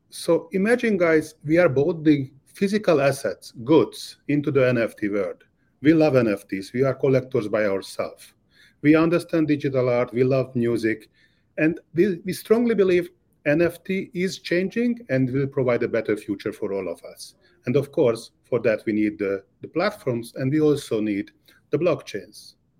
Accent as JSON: {"language": "English", "region": "Budapest", "country": "Hungary", "tie": "born or raised there", "moved": "as an adult", "lives_now": "Miami, United States", "said": "I was born and raised in Budapest, Hungary."}